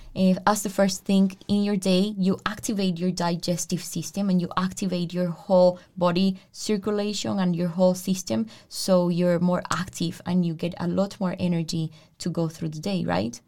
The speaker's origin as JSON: {"language": "English", "country": "Colombia", "first_language": "Spanish", "second_language": "English", "moved": "yes", "lives_now": "Denmark", "said": "I am Colombian. My native tongue is Spanish."}